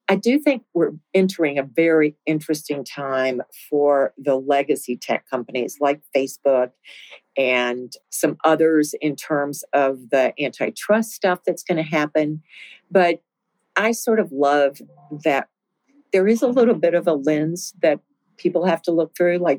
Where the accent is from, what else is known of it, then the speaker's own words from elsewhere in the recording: Winston-Salem, North Carolina, United States; You know, I came from Winston-Salem, where 70% of the US population lived within 500 miles.